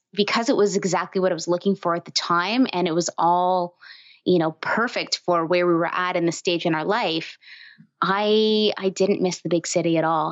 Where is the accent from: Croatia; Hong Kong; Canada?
Canada; Toronto, Ontario; moved away as an adult; now in Windsor, Canada; I'm from Toronto, bigger city in Canada